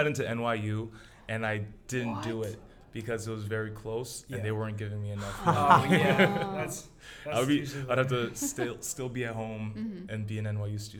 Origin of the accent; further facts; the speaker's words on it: New York City, New York, United States; now in Boston, United States; Grew up in Brooklyn, New York.